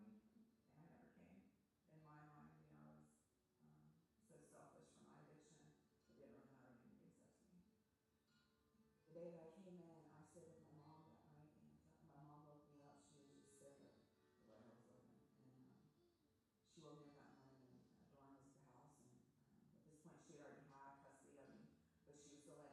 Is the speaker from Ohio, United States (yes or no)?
yes; Columbus, Ohio, United States; I'm from Columbus, Ohio